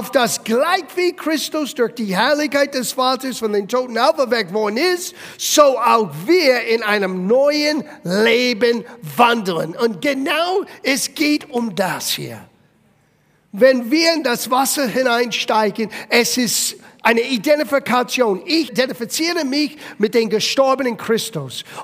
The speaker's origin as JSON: {"language": "German", "country": "Italy", "said": "Ich war selber aus, ähm, als Italiener, aus einer katholischen Familie, äh, meine Eltern haben mich getauft, als ich ein kleines Baby war."}